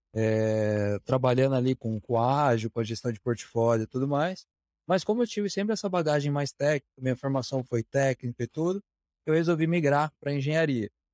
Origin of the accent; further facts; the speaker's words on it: Curitiba, Paraná, Brazil; Sou natural de Curitiba